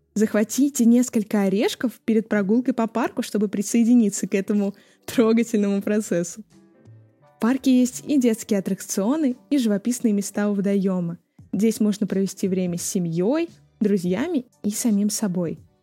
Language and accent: Russian; Ryazan, Ryazan Oblast, Russia; о моем родном городе Рязани